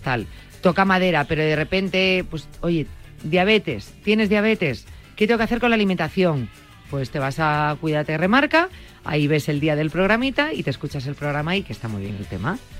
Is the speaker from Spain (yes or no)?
yes; Vigo, Galicia, Spain